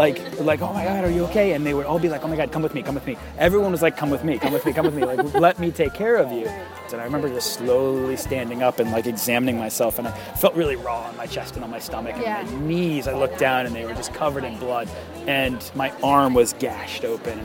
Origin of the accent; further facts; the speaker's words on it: United States; I am an Irish, Polish, American behemoth of a person